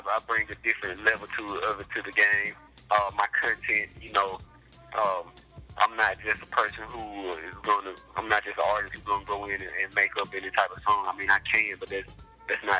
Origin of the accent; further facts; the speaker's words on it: Columbus, Mississippi, United States; I hail from Columbus, Mississippi.